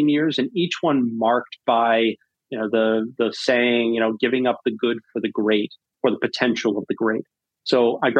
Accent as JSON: {"language": "English", "area": "North Shore of Long Island", "region": "New York", "country": "United States", "tie": "born or raised there", "also_born_or_lived": "Birmingham, Alabama", "moved": "yes", "lives_now": "Massachusetts, United States", "said": "I grew up on the North Shore of Long Island"}